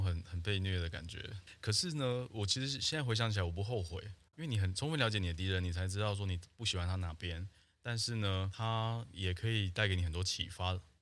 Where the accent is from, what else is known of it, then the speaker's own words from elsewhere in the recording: Taiwan; 那时候你生活，而且成长在台湾